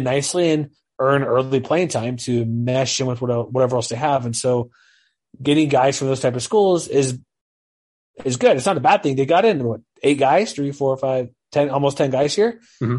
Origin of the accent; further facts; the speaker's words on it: California, United States; I'm from California. This is closer.